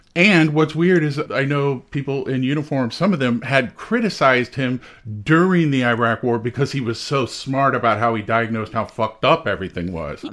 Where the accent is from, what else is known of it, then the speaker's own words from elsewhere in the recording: Texas, United States; moved away; I grew up in Texas